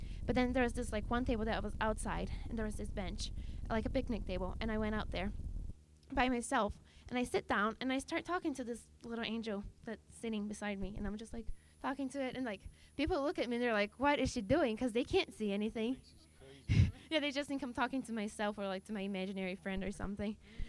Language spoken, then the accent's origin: English; Brazil; how I came from Brazil and how God changed my life.